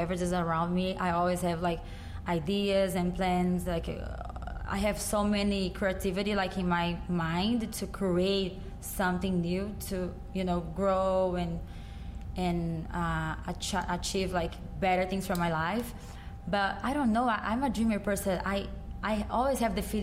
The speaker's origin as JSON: {"language": "English", "town": "Goiânia", "region": "Goiás", "country": "Brazil", "tie": "born or raised there", "also_born_or_lived": "São Paulo", "second_language": "English", "moved": "yes", "lives_now": "United States"}